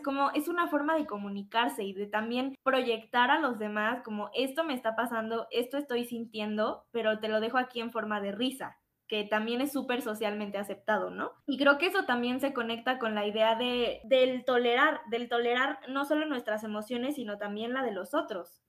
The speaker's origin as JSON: {"language": "Spanish", "country": "Mexico", "said": "Como mexicanos"}